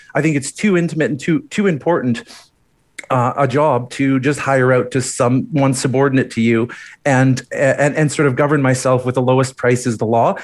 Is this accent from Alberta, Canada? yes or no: yes; Edmonton, Alberta, Canada; also born or lived in Calgary; growing up in Edmonton